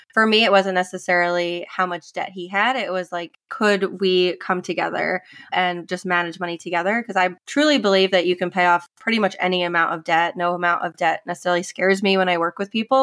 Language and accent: English; New York, United States; moved away as an adult; also born or lived in Indiana; now in South Carolina, United States; I'm from New York originally, grew up, was born and raised in New York, went to school in South Carolina